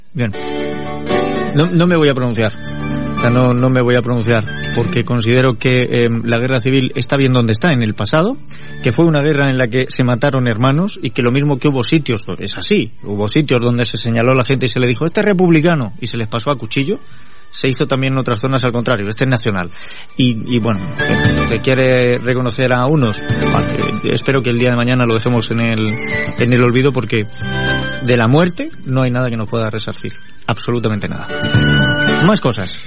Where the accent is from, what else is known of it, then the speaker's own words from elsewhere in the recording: Spain; somos españoles